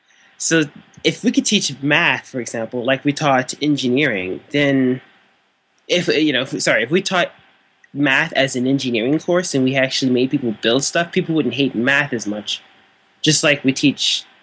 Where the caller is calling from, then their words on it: St. Louis, Missouri, United States; Calling in from St. Louis, St. Louis City.